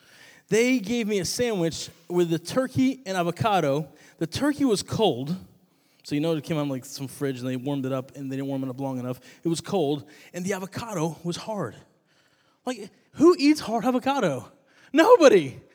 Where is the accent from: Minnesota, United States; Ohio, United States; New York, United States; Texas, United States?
New York, United States; When I came down to college from New York, I was missing New York bagels, which are amazing.